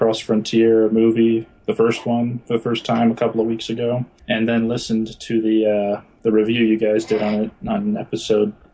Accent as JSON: {"language": "English", "town": "Rockledge", "region": "Florida", "country": "United States", "moved": "yes", "lives_now": "Provo, United States", "said": "I'm originally from Rockledge, Florida"}